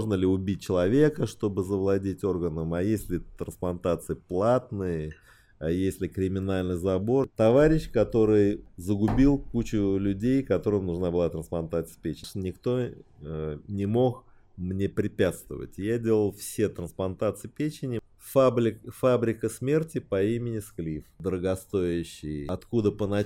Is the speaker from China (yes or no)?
yes; Beijing, China; born there; Родился я в Пекине.